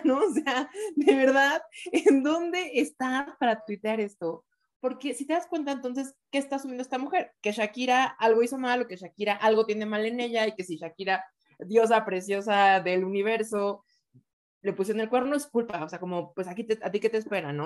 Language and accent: Spanish; Oaxaca, Mexico; yo soy de Oaxaca